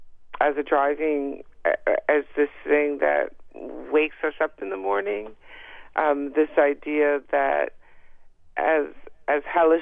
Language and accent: English; the South, United States; I'm from the South